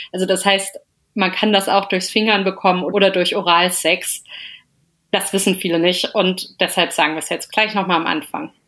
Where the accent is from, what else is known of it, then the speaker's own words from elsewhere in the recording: Melsungen, Hesse, Germany; now in Cologne, Germany; ganz lange immer noch in Melsungen testen lassen, also wo ich herkomme bei dem Frauenarzt